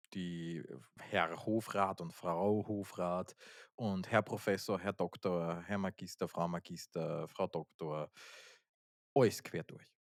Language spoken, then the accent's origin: German; Austria; Wir sind aus Österreich, das hört man ja